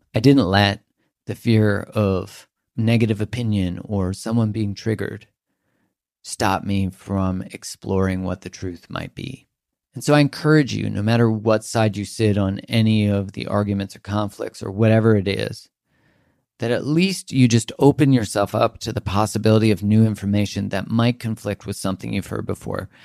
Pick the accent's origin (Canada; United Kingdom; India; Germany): Canada; I'm from Canada